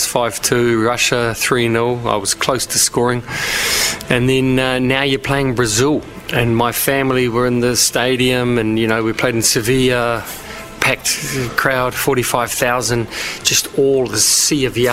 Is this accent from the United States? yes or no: no; New Zealand; moved away as an adult; also born or lived in Germany; we grew up with in New Zealand